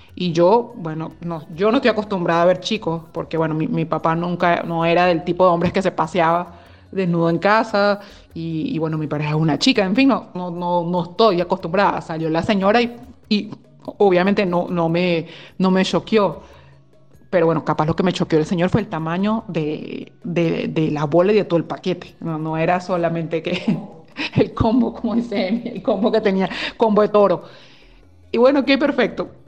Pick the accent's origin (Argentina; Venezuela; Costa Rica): Venezuela; moved away as an adult; now in Belgium; somos dos chicas venezolanas que vivimos en Bélgica desde hace ya bastantes años